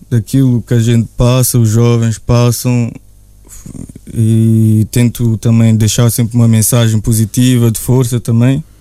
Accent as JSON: {"language": "Portuguese", "country": "Portugal", "tie": "born or raised there", "also_born_or_lived": "Russia", "said": "eu nasci na Rússia, cresci Sim. em Portugal"}